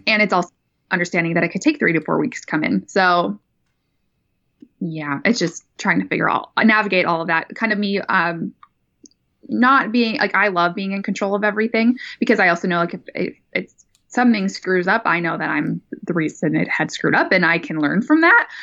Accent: North Dakota, United States; also born or lived in California; now in Sacramento, United States; born and raised, man, in North Dakota

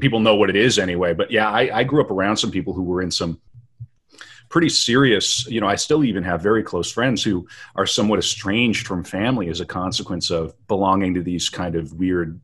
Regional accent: North Dakota, United States; I grew up in North Dakota

